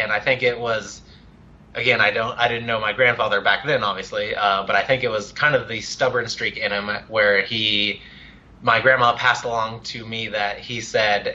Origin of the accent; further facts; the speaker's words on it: Dighton, Kansas, United States; I'm from Dighton's